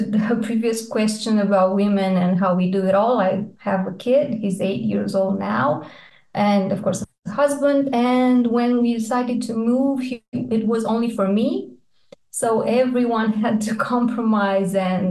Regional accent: Iași, Iași County, Romania; moved away as an adult; now in Bucharest, Romania; I did my med school in Iași. It's my hometown.

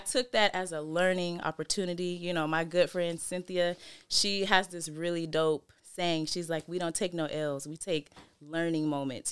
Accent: Seattle, Washington, United States; also born or lived in Federal Way, Washington; we were mostly raised in Seattle, yeah. Sullivan Street.

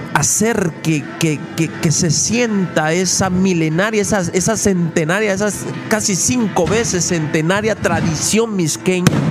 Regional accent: Mixco, Guatemala Department, Guatemala; aquí en Misco, en el lugar donde yo nací, en el lugar donde yo crecí y aquí donde yo vivo

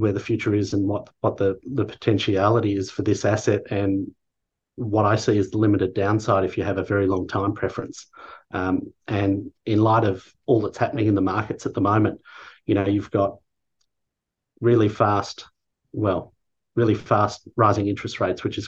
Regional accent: Australia; being an Australian

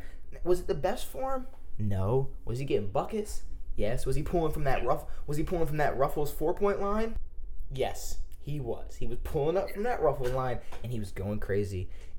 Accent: Maryland, United States; I'm from Maryland, too, and I say can't, and I say Washington, and I say water.

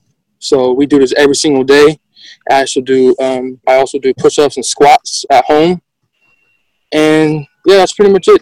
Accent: North Carolina, United States; I'm from Canarias, North Carolina. I'm in ninth grade.

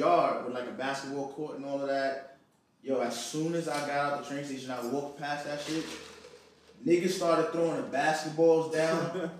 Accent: New York City, New York, United States; I know they know I'm from Uptown, bro.

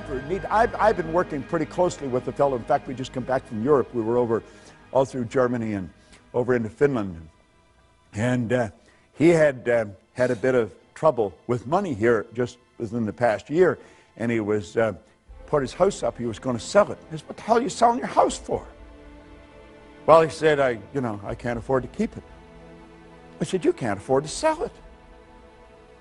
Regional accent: Northern Ontario, Canada; I was raised in Northern Ontario

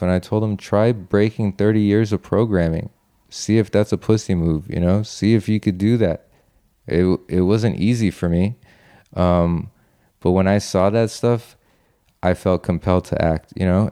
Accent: Los Angeles, California, United States; I'm from Los Angeles

